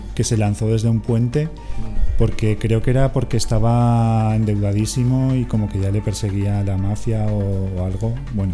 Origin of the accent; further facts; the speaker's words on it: Castellón de la Plana, Valencian Community, Spain; moved away; soy de Castellón